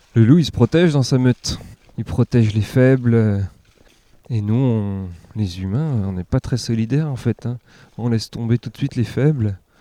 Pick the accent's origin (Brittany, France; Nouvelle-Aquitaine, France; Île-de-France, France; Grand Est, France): Grand Est, France; Ammertzwiller; also born or lived in Saint-Pierre-et-Miquelon; J'ai grandi dans le Sungo. Je suis né à Saint-Pierre-et-Miquelon. Et mon, père est alsacien, par contre, donc on est revenu. Euh, en Alsace